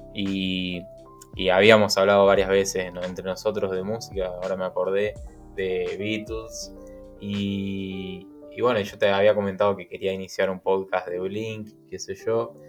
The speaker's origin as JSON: {"language": "Spanish", "country": "Argentina", "said": "como argentino"}